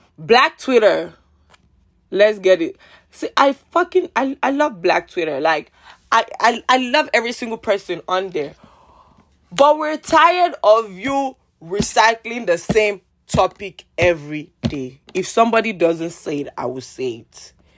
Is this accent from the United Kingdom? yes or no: no; Nigeria; I'm Nigerian